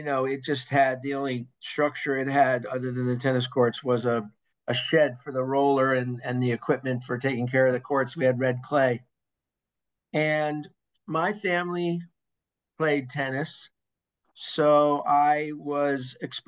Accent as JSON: {"language": "English", "town": "Hastings-on-Hudson", "region": "New York", "country": "United States", "tie": "born or raised there", "said": "I grew up in Lower Westchester in Hastings-on-Hudson"}